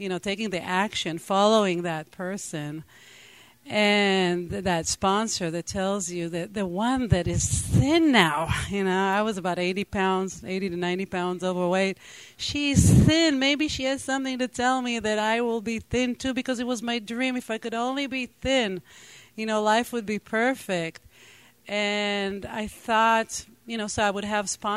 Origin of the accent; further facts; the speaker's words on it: Israel; first language Hebrew; English is a second language; moved away; I grew up in Israel. I spoke only Hebrew